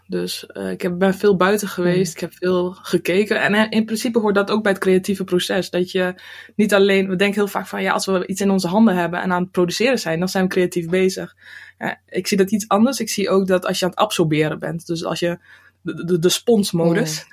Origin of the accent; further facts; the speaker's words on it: Drenthe, Netherlands; moved away as an adult; also born or lived in Rotterdam; now in near Rotterdam, Netherlands; ik ben geboren en getogen in Drenthe